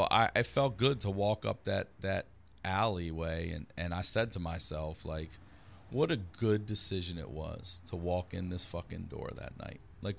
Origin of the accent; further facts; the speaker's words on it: Baltimore, Maryland, United States; moved away; Baltimore originally.